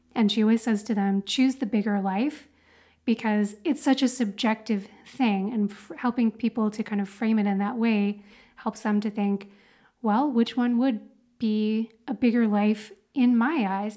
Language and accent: English; Dallas, Texas, United States; moved away; I grew up in Dallas, Texas